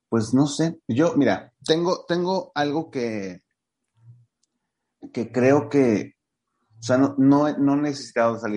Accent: Mexico City, Mexico; hace que llegues a, lugares donde, pues, los que somos aquí de la Ciudad de México no podemos llegar.

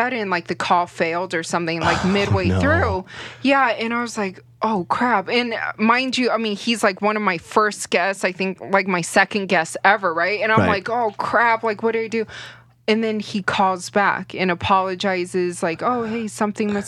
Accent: Las Vegas, Nevada, United States; Born and raised in Vegas

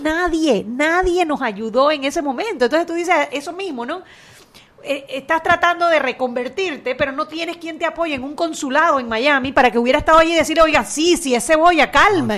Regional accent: Panama City, Panama; moved away as an adult; also born or lived in Chiriquí; Yo nací en Panamá, me crié en Panamá, estudié la universidad en Panamá

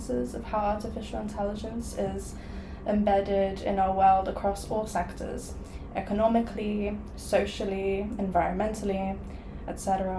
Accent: Poland; now in London, United Kingdom; I'm originally from Poland

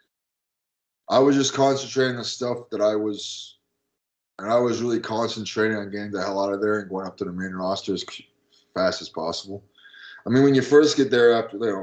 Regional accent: Canada; moved away as an adult; I came from Canada. I was 18 and I had a Canadian cell phone

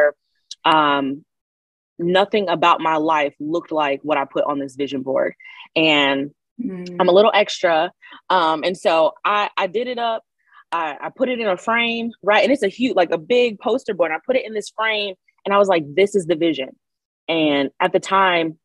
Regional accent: Lansing, Michigan, United States; I'm in Lansing, Michigan is where that's my hometown

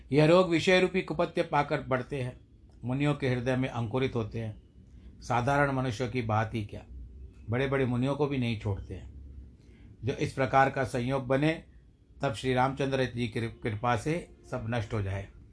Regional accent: India; हम भारत देश के निवासी हैं भारतवर्ष के निवासी हैं

